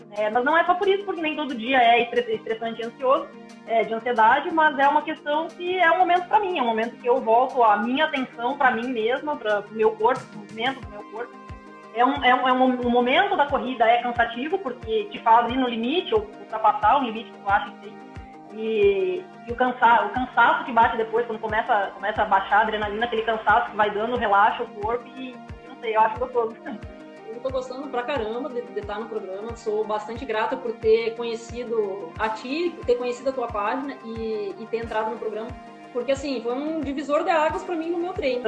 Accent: Rio Grande do Sul, Brazil; moved away as an adult; also born or lived in western Paraná; now in Paraná, Brazil; sou natural do Rio Grande do Sul e moro aqui no oeste do Paraná já faz uns

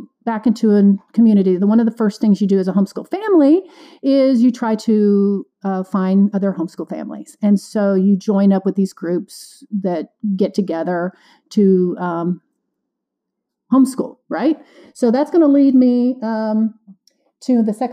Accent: Illinois, United States; moved away as an adult; also born or lived in Florida / Kansas City / Kentucky / East Tennessee; now in Nashville, United States; I grew up in Illinois, went to college in Florida, moved to Kansas City, then ended up in Kentucky

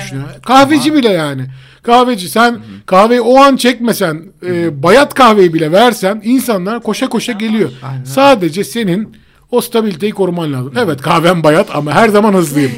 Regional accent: Istanbul, Turkey; aslında İstanbul'da doğduk büyüdük ve buralıyız

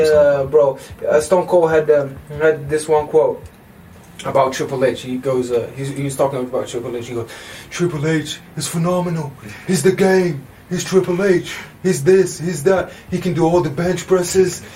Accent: London, United Kingdom; I grew up in West London

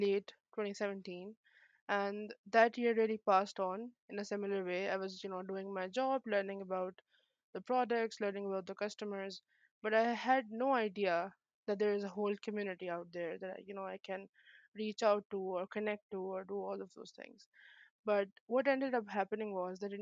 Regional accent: Pakistan; also born or lived in Islamabad, Pakistan; I was studying in Islamabad, yeah, Pakistan. I moved from my hometown, which is a bit away from here, because of better education.

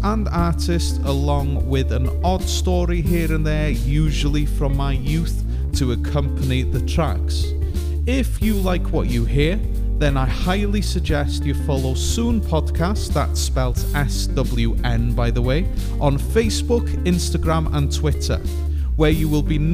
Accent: North Wales, United Kingdom; now in Greater Manchester, United Kingdom; I am originally from the Misty Mountains of North Wales, but I am now nested in Greater Manchester

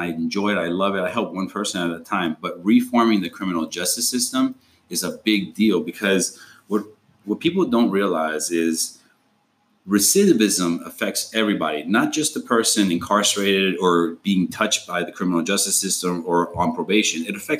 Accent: Argentina; I was an immigrant. I came from Argentina.

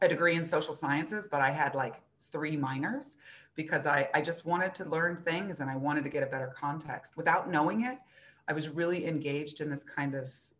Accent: Los Angeles, California, United States; also born or lived in Florida; now in Buffalo, United States; I'm actually originally from Los Angeles

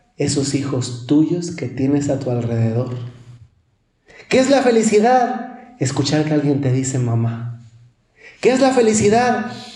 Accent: Mexico; Casi todos los que somos mexicanos

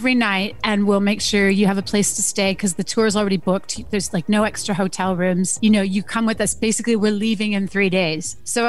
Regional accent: Canada; also born or lived in Germany; Okay, so I'm Canadian, but I was born on a Canadian military base in Germany in 1973.

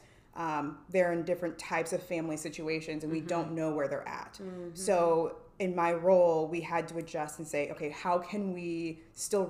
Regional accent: Hays, Kansas, United States; moved away as an adult; also born or lived in San Antonio, Texas; now in Dallas, United States; So born and raised in Hays, Kansas. Small town. Yes. Small town, Western Kansas

